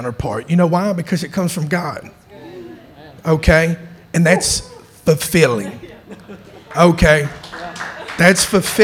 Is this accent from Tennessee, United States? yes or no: yes; Chattanooga, Tennessee, United States; I'm from Chattanooga.